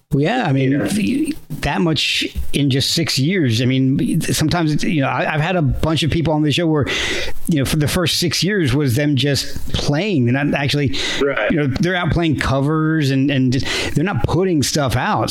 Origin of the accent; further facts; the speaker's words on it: New Jersey, United States; moved away; I kind of grew up in New Jersey myself, so spent like f- almost 15 years there